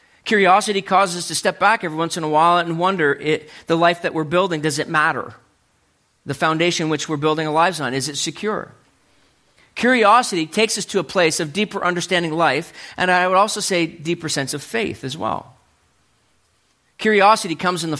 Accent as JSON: {"language": "English", "region": "New Brunswick", "country": "Canada", "tie": "born or raised there", "said": "I was growing up in New Brunswick"}